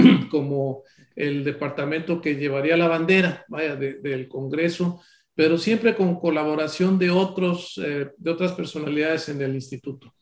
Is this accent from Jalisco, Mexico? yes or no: no; Córdoba, Veracruz, Mexico; Yo soy de Córdoba, Veracruz